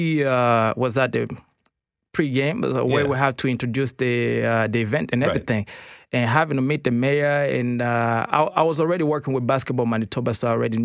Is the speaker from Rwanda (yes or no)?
yes; Kigali, Rwanda; now in Canada; I'm from Rwanda originally. Rwanda, Kigali.